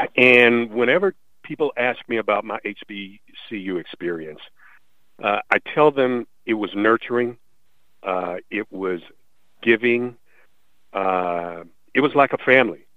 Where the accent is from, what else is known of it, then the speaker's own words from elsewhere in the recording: Jacksonville, Florida, United States; growing up in Jacksonville, Florida